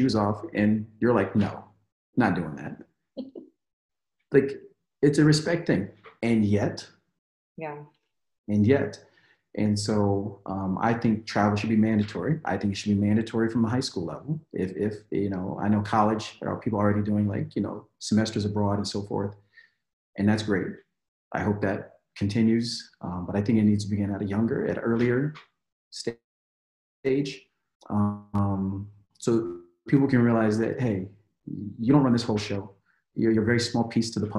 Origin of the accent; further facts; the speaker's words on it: United States; in America, you have to hyphenate. I'm African American